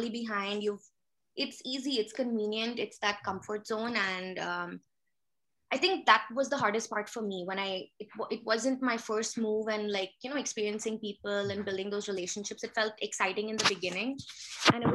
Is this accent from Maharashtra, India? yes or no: yes; Pune, Maharashtra, India; moved away as an adult; also born or lived in Mumbai; now in Canada; So I was born in Pune. My mom's family is from Pune. She was from an army family and my dad's from Bombay. So I was actually in boarding school since I was 9.